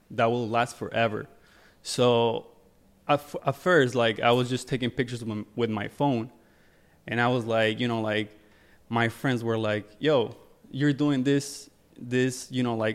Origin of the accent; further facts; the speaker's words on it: New Jersey, United States; So I'm from Jersey. Uh, lived there my whole my whole life, and I used to I used to come here like most of the time.